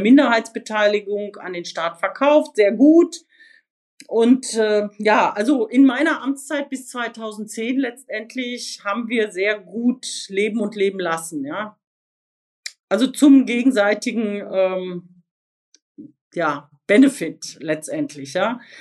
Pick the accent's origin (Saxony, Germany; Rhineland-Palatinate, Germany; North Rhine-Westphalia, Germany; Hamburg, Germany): North Rhine-Westphalia, Germany; Sauerland; ich bin im Sauerland aufgewachsen